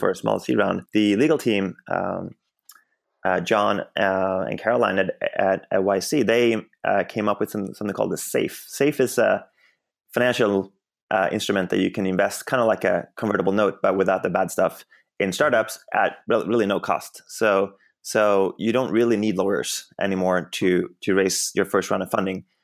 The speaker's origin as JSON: {"language": "English", "country": "Sweden", "tie": "born or raised there", "moved": "as an adult", "lives_now": "Bay Area, United States", "said": "I grew up in Sweden, and then I ended up in the U S, um, a little bit more than ten years ago."}